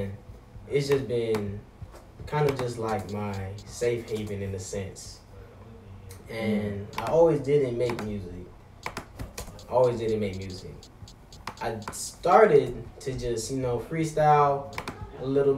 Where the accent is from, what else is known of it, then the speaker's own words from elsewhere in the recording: Florida, United States; I am from Florida